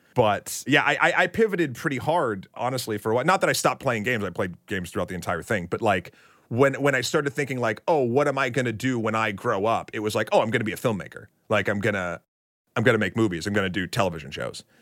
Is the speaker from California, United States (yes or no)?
no; New Hampshire, United States; born or raised there; also born or lived in Tyngsborough, Massachusetts